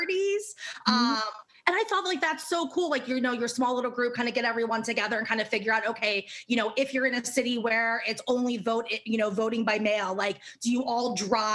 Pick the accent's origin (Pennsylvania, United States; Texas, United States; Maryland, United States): Maryland, United States; also born or lived in New York; now in Los Angeles, United States; I'm from Maryland